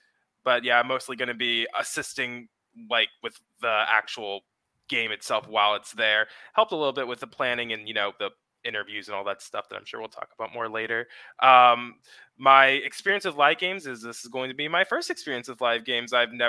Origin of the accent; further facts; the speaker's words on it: Cincinnati, Ohio, United States; I'm from Cincinnati, Ohio.